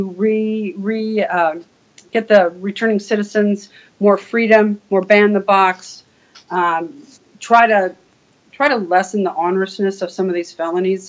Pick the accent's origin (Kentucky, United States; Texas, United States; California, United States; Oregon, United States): California, United States; Ontario; moved away as an adult; also born or lived in Illinois; now in Wisconsin, United States; I was in Ontario, California, born and raised